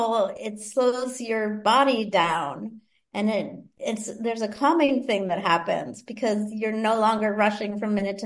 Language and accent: English; Boston, Massachusetts, United States; I grew up in Boston